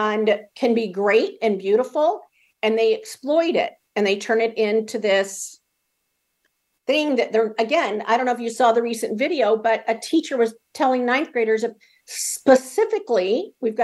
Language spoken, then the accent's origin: English; California, United States; moved away; I come from California.